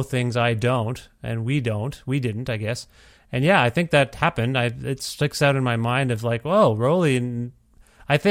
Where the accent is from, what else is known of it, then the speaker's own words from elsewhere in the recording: Ontario, Canada; moved away; when I was a kid growing up in Ontario